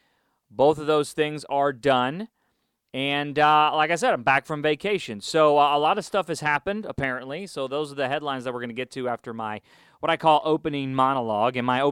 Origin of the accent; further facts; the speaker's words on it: Chicago, Illinois, United States; now in Houston, United States; We moved to Houston in 92. And funny story with that, we came from Chicago, and we moved to Houston. My dad got transferred.